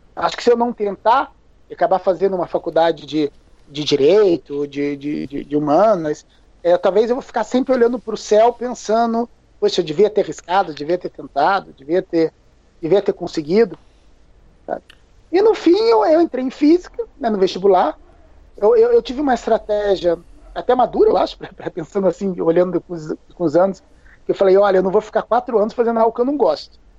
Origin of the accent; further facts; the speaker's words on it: Curitiba, Paraná, Brazil; moved away as an adult; now in São Paulo, Brazil; Eu, eu, eu morei em Curitiba, eu cresci em Curitiba